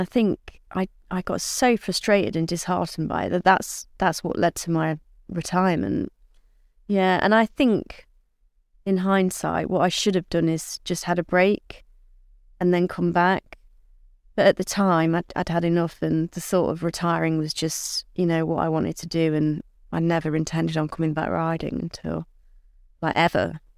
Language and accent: English; Southwell, East Midlands, United Kingdom; my first ever ride on a race course was at my hometown at Southwell